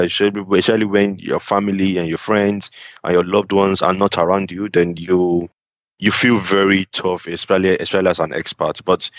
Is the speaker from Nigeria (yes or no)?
yes; Nigeria; moved away as an adult; the company I joined when I came from Nigeria, they were pretty international, so I didn't really feel it much.